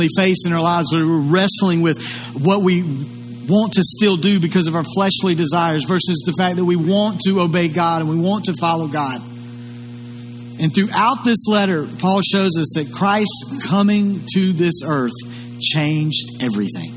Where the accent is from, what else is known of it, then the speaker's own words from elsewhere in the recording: Lugoff, South Carolina, United States; Now, I grew up here in Kershaw County. I grew up in Lugoff.